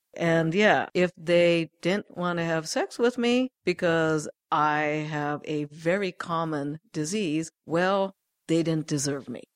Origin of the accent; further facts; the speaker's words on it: Japan; moved away; I grew up in Japan